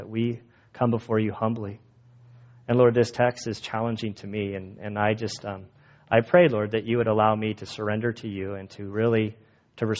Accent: United States; As an American Christian

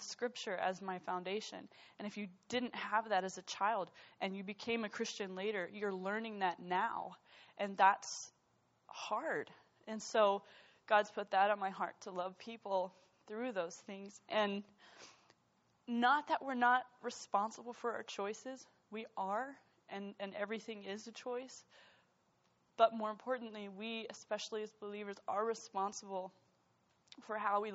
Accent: United States; being an American

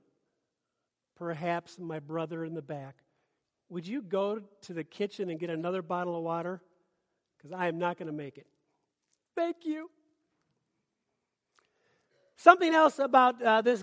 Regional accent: Minnesota, United States; moved away; I'm from Minnesota

